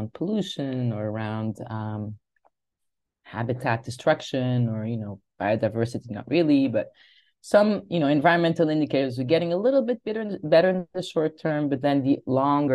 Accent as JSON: {"language": "English", "region": "Lisbon", "country": "Portugal", "said": "I am from Lisbon. That's where I am right now."}